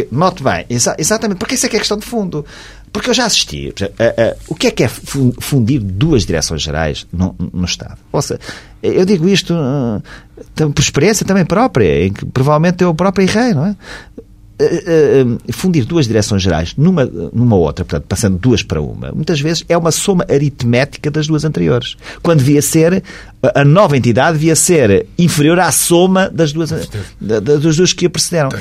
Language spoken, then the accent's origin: Portuguese; Portugal; como português, como contribuinte